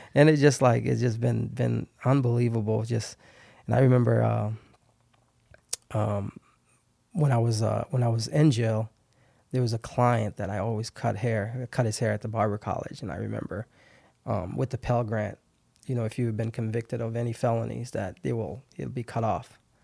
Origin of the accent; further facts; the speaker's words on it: Haiti; English is a second language; now in Fargo, United States; I grew up in Haiti, got, got here in ninety-seven.